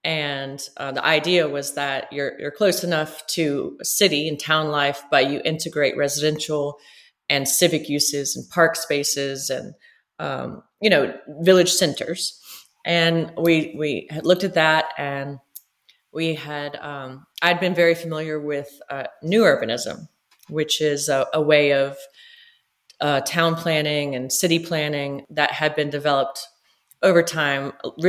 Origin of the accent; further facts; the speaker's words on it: Montgomery, Alabama, United States; also born or lived in London / Virginia; I grew up in Montgomery. And when I finished high school here, I went off to college.